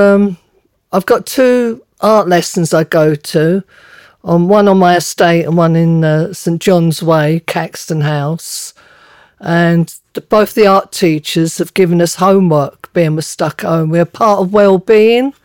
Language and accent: English; London, United Kingdom; moved away as an adult; also born or lived in United States; Me growing up in London, uh, in a Cockney old-fashioned family